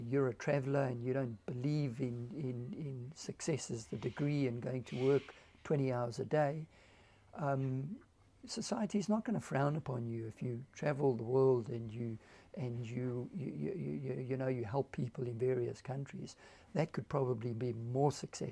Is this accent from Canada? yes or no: no; South Africa; now in Australia; Every time I say I'm South African in Australia